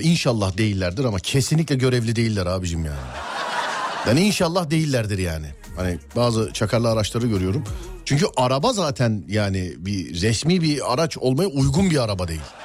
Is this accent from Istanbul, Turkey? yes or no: yes; Istanbul, Turkey; bir İstanbullu olarak